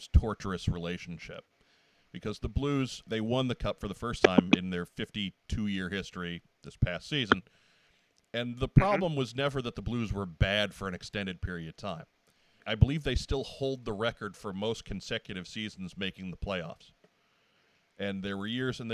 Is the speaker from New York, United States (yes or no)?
yes; Long Island, New York, United States; now in St. Louis, United States; I grew up in New York